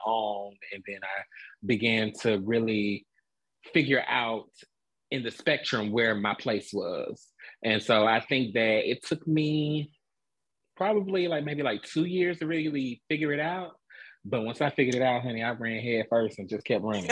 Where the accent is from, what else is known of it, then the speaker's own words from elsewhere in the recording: Atlanta, Georgia, United States; moved away as an adult; now in Dallas, United States; I am a Atlanta native, born and raised in Atlanta, Georgia